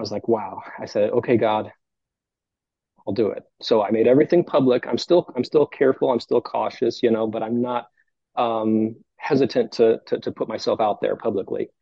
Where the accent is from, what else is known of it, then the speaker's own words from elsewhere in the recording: Cleveland, Ohio, United States; moved away as an adult; now in North Carolina, United States; I'm from Cleveland